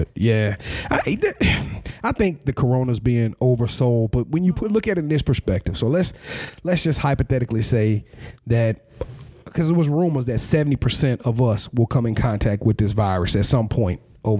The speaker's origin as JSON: {"language": "English", "region": "Louisiana", "country": "United States", "said": "I'm from Louisiana"}